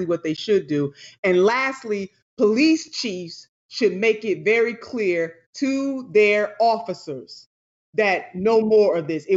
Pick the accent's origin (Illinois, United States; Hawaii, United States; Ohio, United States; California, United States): Ohio, United States; in the Dayton area in my home state?